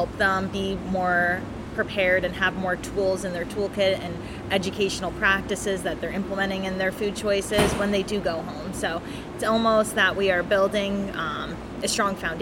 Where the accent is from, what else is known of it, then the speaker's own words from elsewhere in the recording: New Jersey, United States; I'm from Jersey